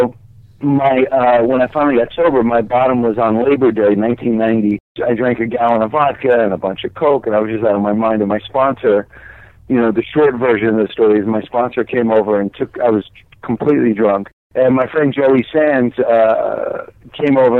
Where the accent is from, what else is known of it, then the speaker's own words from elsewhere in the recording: United States; moved away as an adult; also born or lived in New Jersey; now in Los Angeles, United States; I live in Los Angeles. I'm from New York and New Jersey, and I've been out here 17 years.